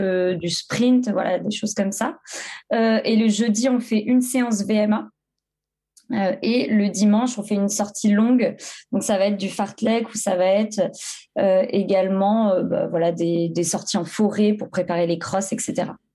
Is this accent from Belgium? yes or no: no; Creuse, Nouvelle-Aquitaine, France; moved away as an adult; also born or lived in Clermont-Ferrand; now in Bordeaux, France; je viens de la Creuse, j'habite à Bordeaux depuis maintenant 6 ou 7 ans. je suis venue pour mes études à Bordeaux